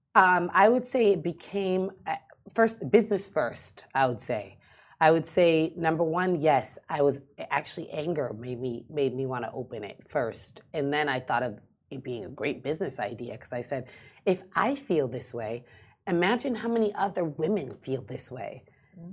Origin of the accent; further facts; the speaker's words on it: United States; moved away as an adult; now in Dubai, United Arab Emirates; I grew up watching Real Housewives in America. Mm. Um, it's huge in the states, and for me being an American expat